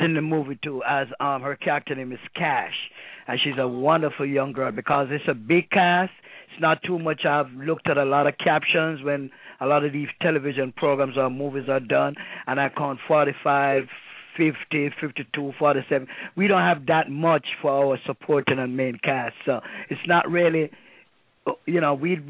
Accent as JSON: {"language": "English", "region": "New York", "country": "United States", "tie": "born or raised there", "also_born_or_lived": "Queens, New York", "said": "I grew up in New York in Brooklyn"}